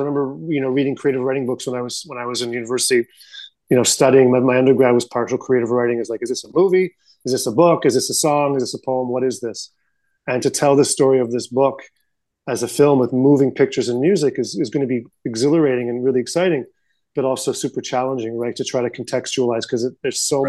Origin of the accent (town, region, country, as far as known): Canada